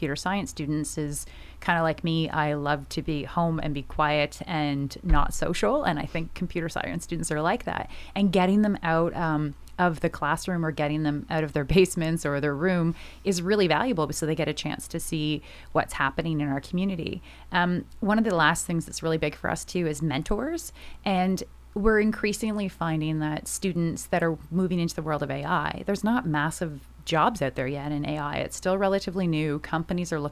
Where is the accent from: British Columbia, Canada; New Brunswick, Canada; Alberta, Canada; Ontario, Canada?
Ontario, Canada; Smiths Falls; also born or lived in Quebec; now in Halifax, Canada; I'm from a small town called Smiths Falls, Ontario.